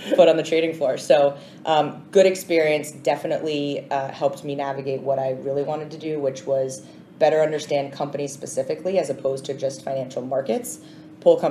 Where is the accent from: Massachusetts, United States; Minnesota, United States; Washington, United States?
Massachusetts, United States; Swampscott; moved away as an adult; now in New York, United States; grew up in Swampscott, Massachusetts, so I want to give a shout out to the North Shore of Massachusetts